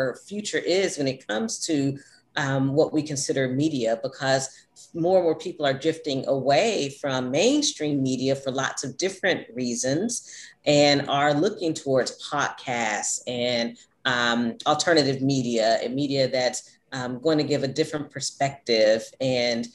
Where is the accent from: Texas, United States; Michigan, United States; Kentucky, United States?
Kentucky, United States; Louisville; also born or lived in Los Angeles, California; I was born and raised here in Louisville